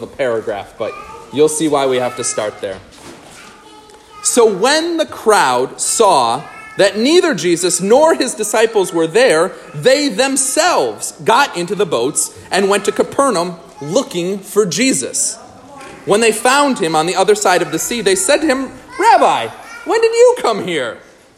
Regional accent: New York, United States; moved away; also born or lived in Minnesota; my wife is from Nebraska and I'm from New York

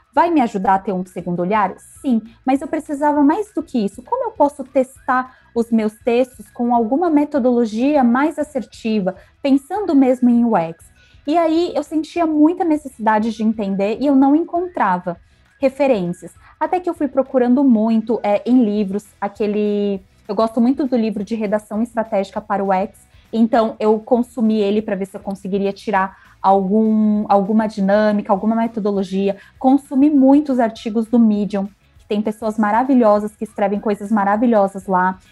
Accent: Brazil; eu sou brasileira

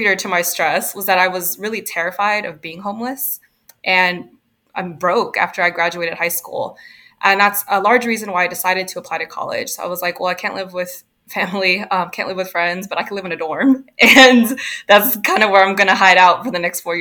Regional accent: Houston, Texas, United States; also born or lived in Oregon; I kind of grew up all over Houston and a bunch of different areas. So mostly Houston suburbs and inner city Houston

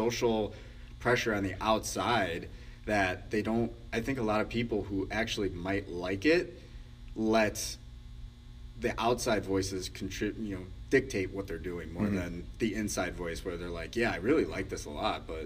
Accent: Chicago, Illinois, United States; growing up in Chicago

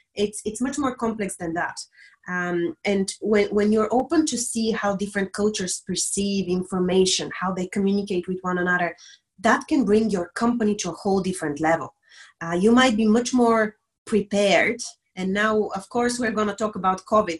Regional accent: Bulgaria; moved away as an adult; now in Dublin, Ireland; I'm originally from Bulgaria, a small country in the Balkans

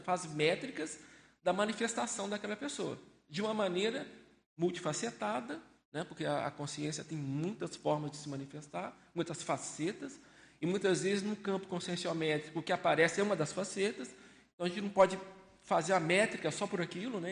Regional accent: Belo Horizonte, Minas Gerais, Brazil; moved away as an adult; now in Foz do Iguaçu, Brazil; Eu sou natural de Belo Horizonte, tenho 57 anos

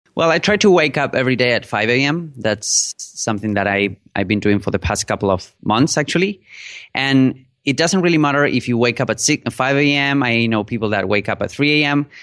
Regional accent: Buenos Aires, Argentina; first language Spanish; English is a second language; I'm a native speaker in Spanish. I am from Argentina, from Buenos Aires.

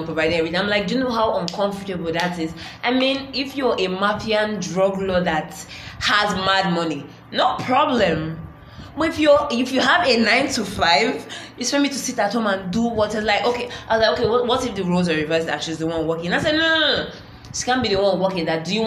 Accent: Nigeria; being Nigerian

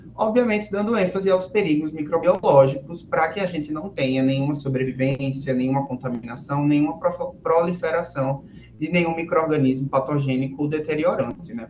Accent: Natal, Rio Grande do Norte, Brazil; da minha cidade natal, Natal, Rio Grande do Norte

